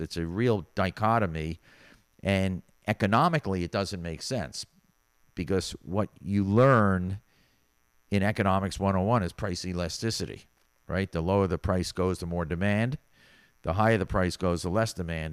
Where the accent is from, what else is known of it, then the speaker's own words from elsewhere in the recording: New York, United States; moved away as an adult; now in Miami Beach, United States; being a New Yorker